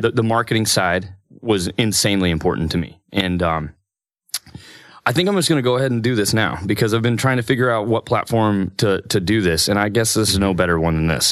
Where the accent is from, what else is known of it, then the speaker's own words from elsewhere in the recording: Parsons, Kansas, United States; moved away as an adult; also born or lived in Emporia, Kansas; now in Stillwater, United States; I'm from Parsons, Kansas